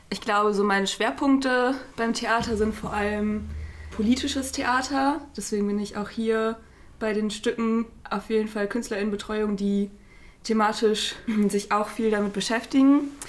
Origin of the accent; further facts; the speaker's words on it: Bochum, North Rhine-Westphalia, Germany; Äh, ich bin auch Praktikantin hier in der Produktion. Ich komme aus Bochum, gebürtig.